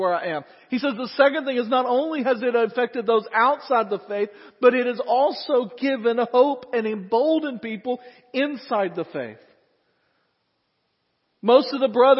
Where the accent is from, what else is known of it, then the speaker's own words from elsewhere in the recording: United States; As American Christians